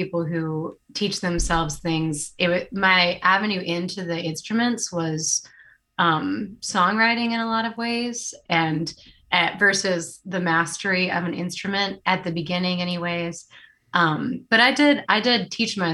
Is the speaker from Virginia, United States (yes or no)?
yes; Ashland, Virginia, United States; now in Durham, United States; I grew up in Ashland, Virginia, which is not too far away from Durham.